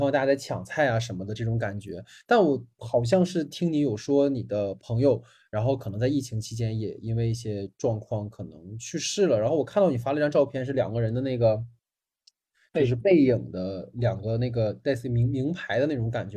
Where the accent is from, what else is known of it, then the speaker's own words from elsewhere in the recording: Dalian, Liaoning, China; moved away; 因为我老家大连的嘛